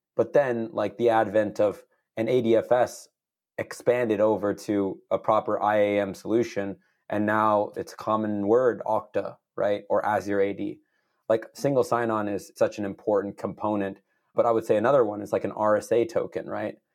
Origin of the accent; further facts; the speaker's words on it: San Jose, California, United States; I'm born and raised in the Bay Area, so, uh, east side of San Jose